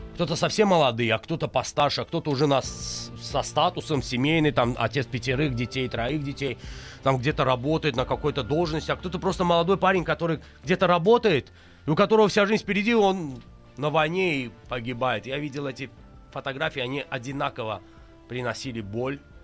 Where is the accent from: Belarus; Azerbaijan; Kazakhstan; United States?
Azerbaijan; я азербайджанец